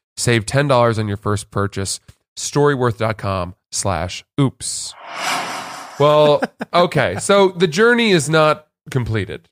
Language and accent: English; Freeport, Maine, United States; we grew up in Maine and in our town of Freeport